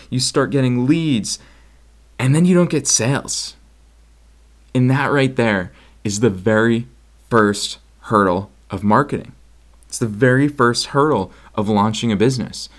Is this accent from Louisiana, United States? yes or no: no; Boston, Massachusetts, United States; moved away; I'm actually recording from Boston, Massachusetts, which is where I grew up